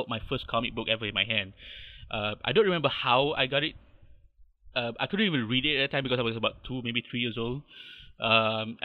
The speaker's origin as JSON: {"language": "English", "town": "Subang Jaya", "region": "Selangor", "country": "Malaysia", "tie": "born or raised there", "said": "I'm from Malaysia. I'm born and bred. I live in a little town called Subang Jaya. Lived here for almost 30 odd years."}